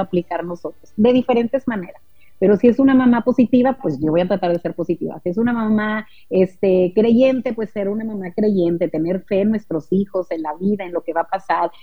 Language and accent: Spanish; Monterrey, Nuevo León, Mexico; Nosotros somos de Monterrey